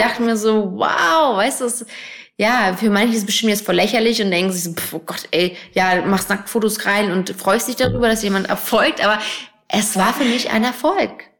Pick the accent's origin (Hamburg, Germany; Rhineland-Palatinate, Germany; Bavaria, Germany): Hamburg, Germany; moved away as an adult; now in Berlin, Germany; ich bin ja in Hamburg groß geworden, wohne jetzt auch noch nicht lange in Berlin